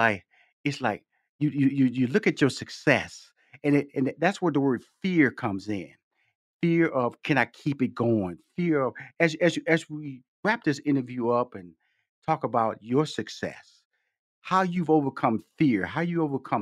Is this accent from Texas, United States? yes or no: yes; Houston, Texas, United States; I come from Fifth Ward, Texas, six sisters, two brothers. And I remember our parents, you know, I was born in Houston, Texas, but they're from Shreveport, Louisiana.